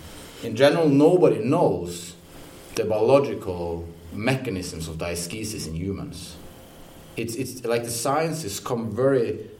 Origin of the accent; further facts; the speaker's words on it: Odense, Southern Denmark, Denmark; Well, I'm from Odense.